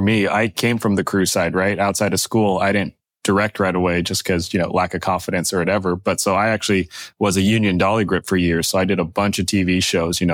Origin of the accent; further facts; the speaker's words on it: Bay Area, California, United States; now in Los Angeles, United States; I grew up in the Bay Area, grew up around all these tech companies